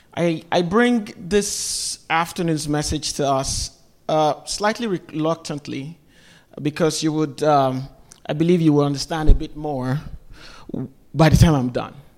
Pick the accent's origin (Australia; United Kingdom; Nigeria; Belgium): Nigeria; now in United States; I'm from Nigeria. I grew up in Nigeria